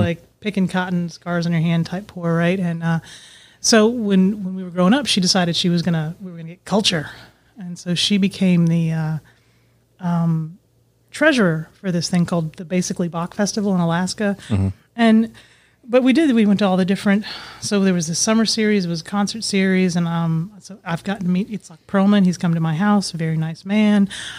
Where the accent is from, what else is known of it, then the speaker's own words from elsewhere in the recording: Bahrain; born there; And I was born in the Middle East in this little tiny island country it's called Bahrain